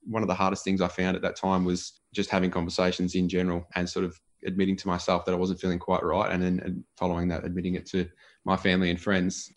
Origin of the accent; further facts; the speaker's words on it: Gisborne, Victoria, Australia; a beautiful part of the world to sort of grow up